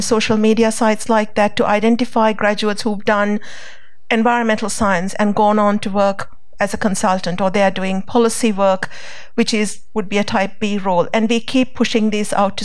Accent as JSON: {"language": "English", "country": "Sri Lanka", "tie": "born or raised there", "moved": "yes", "lives_now": "Australia", "said": "I grew up in Sri Lanka"}